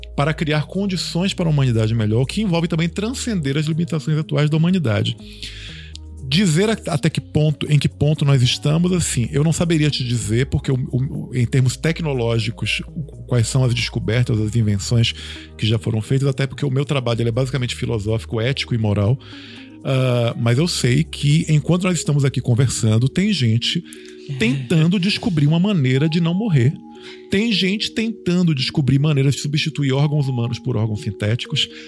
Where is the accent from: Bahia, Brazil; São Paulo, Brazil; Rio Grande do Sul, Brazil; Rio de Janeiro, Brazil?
Bahia, Brazil; Eu, eu sou baiano, mas eu, eu sou de uma família italiana